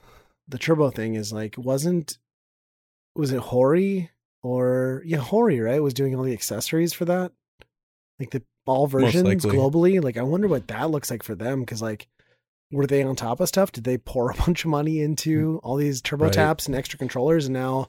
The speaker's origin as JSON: {"language": "English", "region": "Midwest", "country": "United States", "said": "We're from the Midwest."}